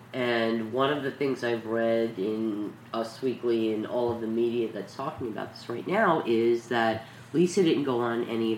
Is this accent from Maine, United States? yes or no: no; New York City, New York, United States; We're from New York City